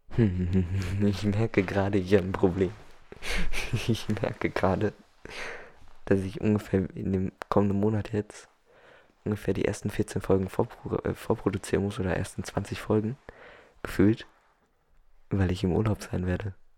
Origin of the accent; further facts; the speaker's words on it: Germany; Dann komme ich aus Europa genau zu sein, aus Deutschland.